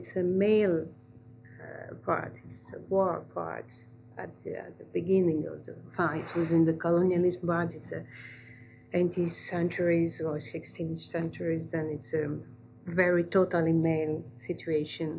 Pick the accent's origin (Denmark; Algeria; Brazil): Algeria; I grew up in Algeria